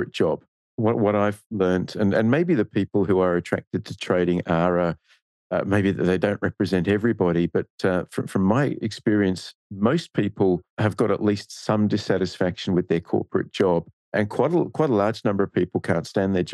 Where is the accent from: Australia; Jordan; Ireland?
Australia; accent: Australian; now in Singapore; you can probably tell by my accent, I'm Australian